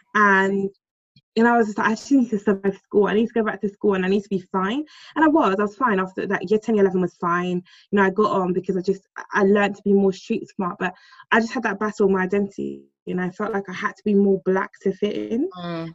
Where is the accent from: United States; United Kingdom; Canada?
United Kingdom; London